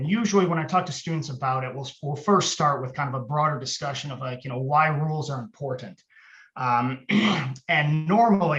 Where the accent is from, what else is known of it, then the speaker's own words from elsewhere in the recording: Michigan, United States; moved away; I'm from Michigan originally